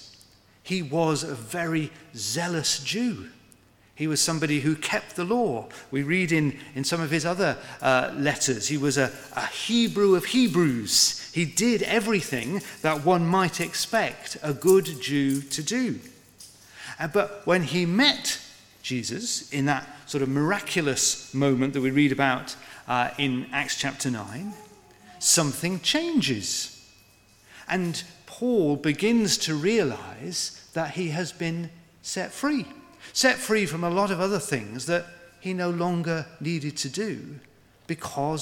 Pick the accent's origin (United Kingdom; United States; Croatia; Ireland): United Kingdom; we're British